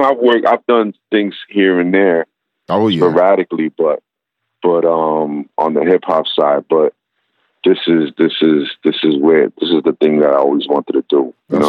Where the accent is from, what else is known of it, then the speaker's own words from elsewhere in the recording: New York City, New York, United States; Growing up in Brooklyn, it's just like everything was crew based, and everything was like, you had your MC, you had your crew, you had your DJ.